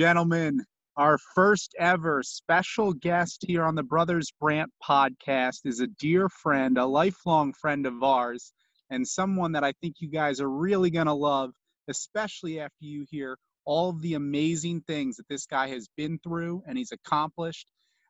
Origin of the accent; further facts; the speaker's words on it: Monmouth County, New Jersey, United States; growing up back in New Jersey, same area of New Jersey where we're from, Monmouth County.